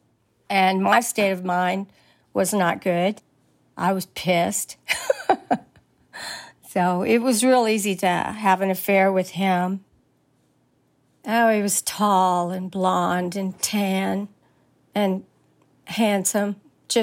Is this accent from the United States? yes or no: yes; Woodward Ranch, Big Bend region, Texas, United States; I grew up on Woodward Ranch, which is about, 80 miles from Mexico